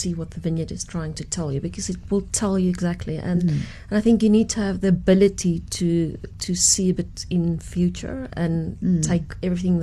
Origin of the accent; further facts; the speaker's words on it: Sutherland, Northern Cape, South Africa; moved away as an adult; also born or lived in Stellenbosch; I grew up in the Karoo